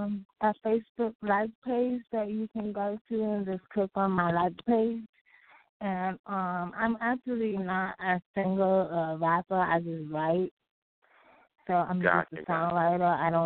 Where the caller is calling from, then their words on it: North Carolina, United States; Hi, this is … I'm from North Carolina.